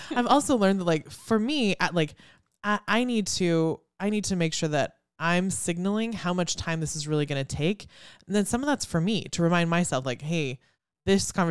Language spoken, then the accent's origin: English; China; born there; I don't know if we've told everybody I was born in China, but like I have a Chinese name.